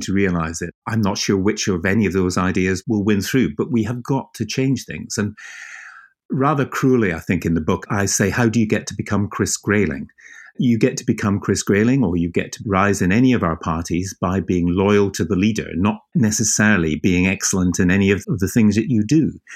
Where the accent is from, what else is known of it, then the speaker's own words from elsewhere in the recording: Edinburgh, Scotland, United Kingdom; now in Deal, United Kingdom; I grew up in Edinburgh